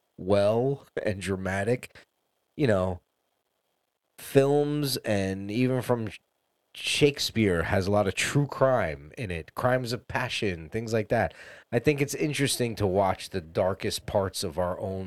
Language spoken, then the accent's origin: English; East Coast, United States; now in Los Angeles, United States; growing up on the East Coast